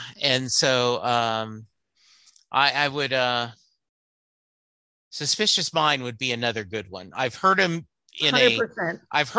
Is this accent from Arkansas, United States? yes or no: no; Louisiana, United States; I grew up, I was born in Louisiana. And once my dad retired from Army and my mom and dad divorced, I moved to Louisiana.